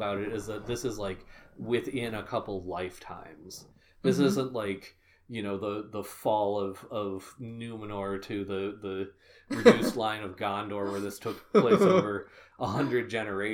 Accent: United States; being American myself

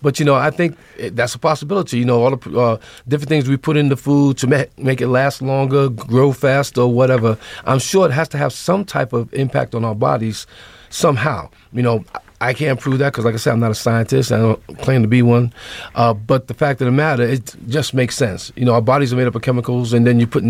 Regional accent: New York City, New York, United States; I grew up in New York City.

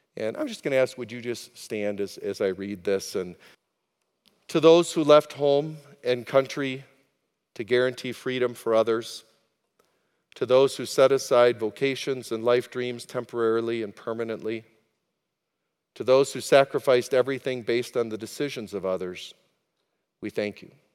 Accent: United States; as an American

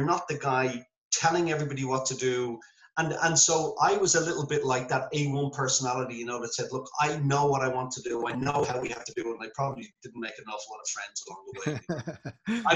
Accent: Dublin, Leinster, Ireland; I'm from Temple Hogan

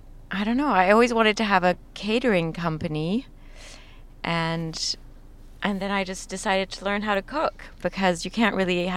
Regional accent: Paris, Île-de-France, France; now in Los Angeles, United States; Well, the story is that I was born in France and raised there.

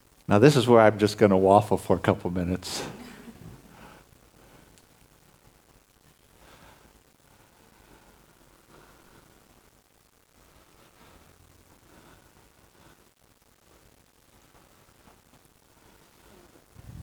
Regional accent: United States; moved away; I'm originally from the States

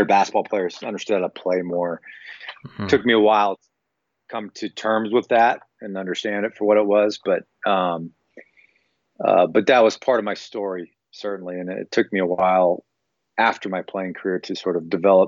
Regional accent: Longview, Washington, United States; moved away as an adult; also born or lived in Orange County, California; I grew up in Longview, Washington, so, you know, smaller town, Northwest, and went to college 1,000 miles away from home.

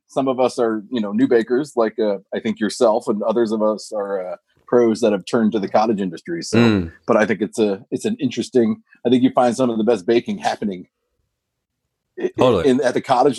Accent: Westchester, New York, United States; moved away as an adult; now in California, United States; I grew up in Westchester, New York, which is like an hour north of New York City, where that's where my parents are both from, New York City, suburbia.

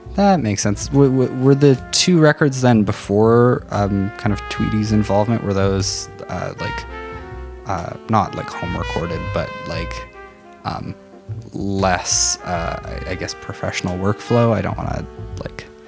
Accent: North Battleford, Saskatchewan, Canada; I grew up in North Battleford

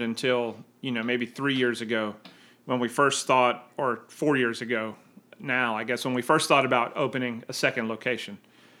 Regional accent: just outside Philadelphia, New Jersey, United States; now in Charleston, United States; South Jersey.

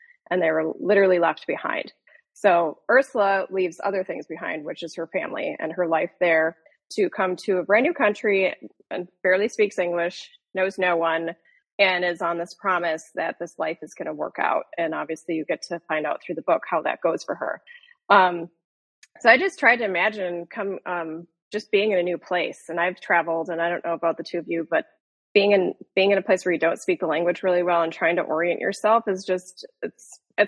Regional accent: Minnesota, United States; moved away as an adult; now in Chicago, United States; I grew up in Minnesota, and I now live in Chicago

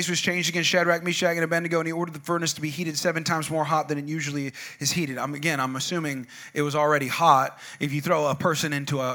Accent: California, United States; moved away; also born or lived in Albuquerque, New Mexico; I'm from California, but I live part of my life in a place called New Mexico, Albuquerque, New Mexico

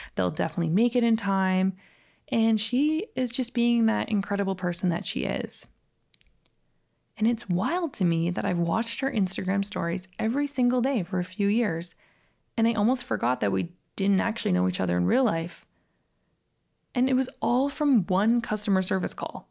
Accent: Calgary, Alberta, Canada; moved away; also born or lived in Los Angeles; I actually grew up in that exact same neighborhood in Calgary called Edgemont.

